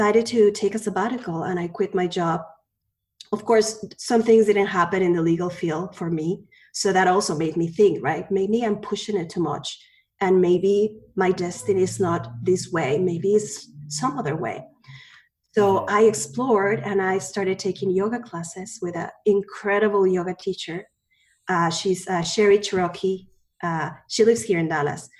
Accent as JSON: {"language": "English", "region": "Mexico City", "country": "Mexico", "tie": "born or raised there", "also_born_or_lived": "Spain", "moved": "yes", "lives_now": "United States", "said": "I was born in Mexico City. My family is from Spain"}